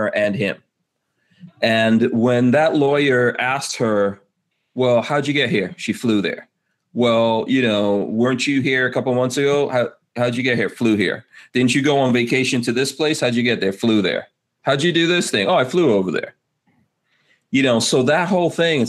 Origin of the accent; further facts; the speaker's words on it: New York City, New York, United States; I grew up in Far Rockaway, New York in the 80s